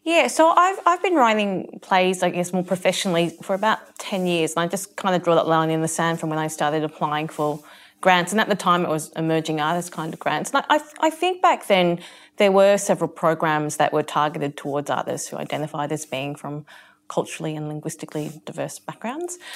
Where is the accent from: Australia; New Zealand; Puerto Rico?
Australia; I describe myself as being Asian Australian